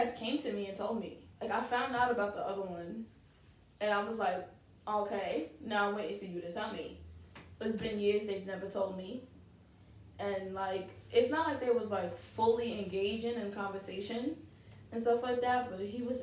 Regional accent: New York City, New York, United States; we're all from Southside Jamaica, Queens

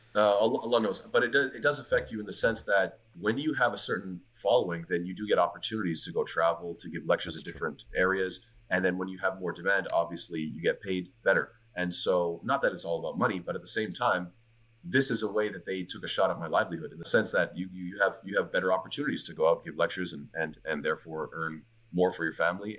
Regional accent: Montreal, Quebec, Canada; moved away; I'm from Montreal

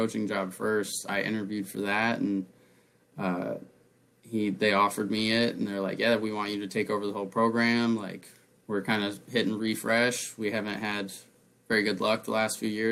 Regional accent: La Grande, Oregon, United States; moved away as an adult; now in Phoenix area, United States; growing up in LeGrand

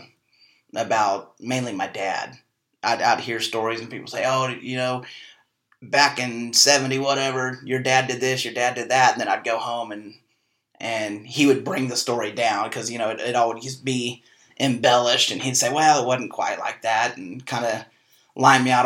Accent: Wellsville, Kansas, United States; also born or lived in Arizona; I born and raised in Wellsville

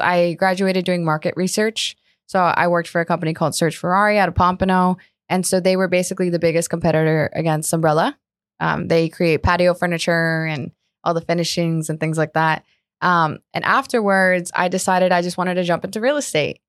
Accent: Colombia; also born or lived in Margate, Florida; now in South Florida, United States; born and raised in Colombia.

